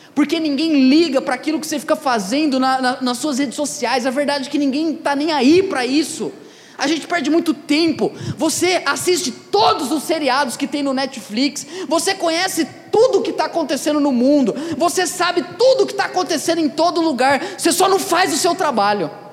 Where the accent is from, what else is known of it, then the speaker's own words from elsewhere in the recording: Ribeirão Preto, São Paulo, Brazil; eu, Ribeirão Pretano, nascido, criado, minha mãe me levava no pinguim quando era criança